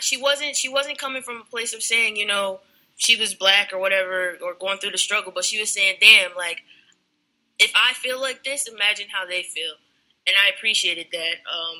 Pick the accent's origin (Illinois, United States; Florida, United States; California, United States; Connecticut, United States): Connecticut, United States; Danbury; moved away; That's my hometown, Danbury, Connecticut.